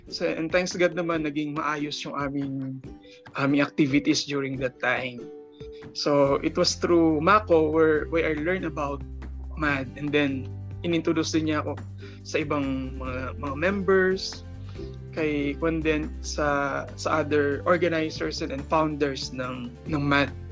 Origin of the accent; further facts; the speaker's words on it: San Jose, Central Luzon, Philippines; also born or lived in Muntinlupa City; I was born actually in Muntinlupa City, pero na, ni-raise, na-raise ako dito sa, dito na ako na-raise sa Nueva Ecija, San Jose City.